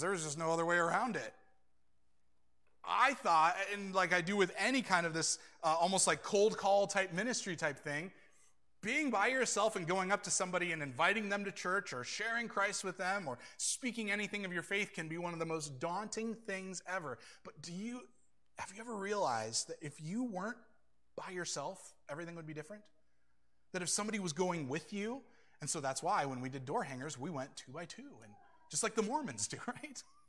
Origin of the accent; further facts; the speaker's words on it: United States; I'm an American